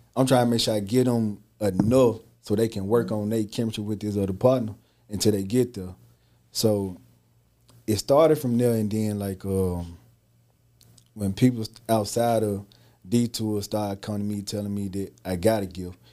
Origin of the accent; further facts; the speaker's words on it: Holly Springs, Mississippi, United States; I'm from Holly Springs, Mississippi